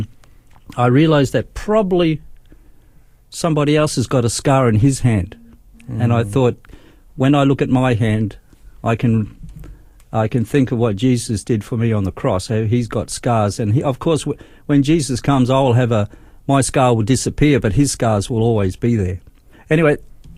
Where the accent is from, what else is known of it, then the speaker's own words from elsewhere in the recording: Darwin, Northern Territory, Australia; moved away as an adult; also born or lived in Brisbane; I was born in Brisbane, but we went to Darwin when I was 7 years old.